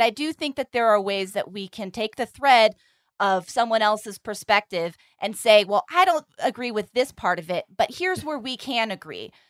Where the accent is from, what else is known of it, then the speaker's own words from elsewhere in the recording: California, United States; I'm from California